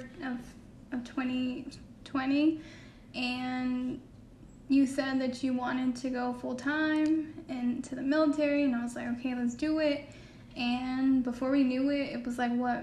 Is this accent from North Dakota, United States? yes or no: no; Connecticut, United States; also born or lived in Houston, Texas; now in Mississippi, United States; I'm originally from Connecticut.